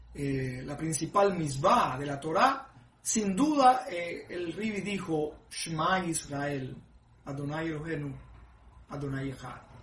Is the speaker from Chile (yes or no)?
no; Cuba; moved away; cuando viví en mi pueblo, en Cuba